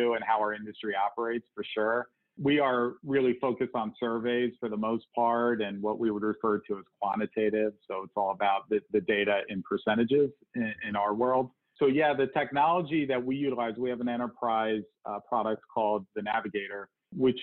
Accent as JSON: {"language": "English", "region": "New York metropolitan area", "country": "United States", "tie": "born or raised there", "also_born_or_lived": "New Jersey / Connecticut", "moved": "as an adult", "lives_now": "Cleveland, United States", "said": "I grew up in the New York metropolitan area"}